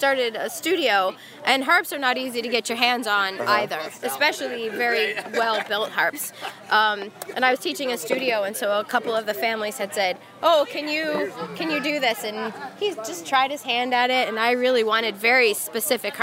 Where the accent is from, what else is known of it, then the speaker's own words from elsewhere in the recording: Dublin, Ohio, United States; we're from Dublin, Ohio